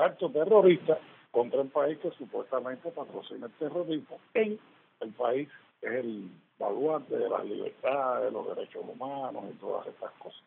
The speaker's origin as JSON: {"language": "Spanish", "country": "Cuba", "said": "Yo soy cubano, me vivo en Cuba"}